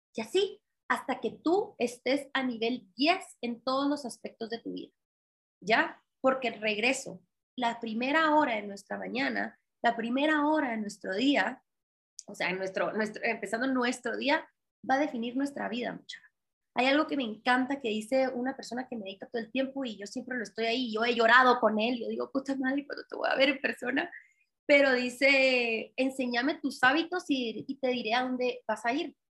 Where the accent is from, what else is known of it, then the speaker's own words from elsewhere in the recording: Guatemala; no hay guatemaltecas como yo, porque no hay mujeres referentes en mi país